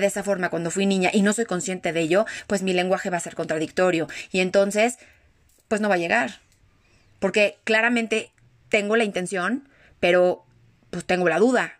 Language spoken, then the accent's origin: Spanish; Mexico; yo ya como mexicana traigo esa, esa herida